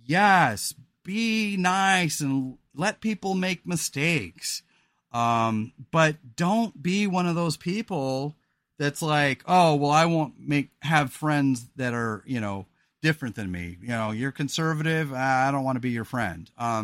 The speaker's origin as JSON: {"language": "English", "region": "California", "country": "United States", "said": "Rebecca and I live a pretty simple and quiet life here in Oregon because we're from the Central Coast of California."}